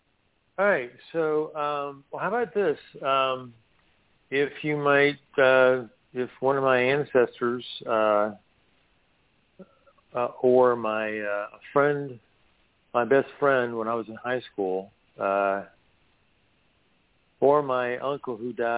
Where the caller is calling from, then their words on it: Weaverville, North Carolina, United States; I'm in Weaverville, North Carolina, in the Blue Ridge Mountains.